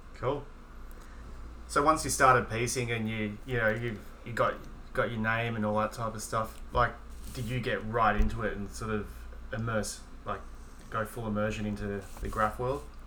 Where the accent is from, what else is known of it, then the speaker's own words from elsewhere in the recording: Melbourne, Victoria, Australia; as a writer growing up in Melbourne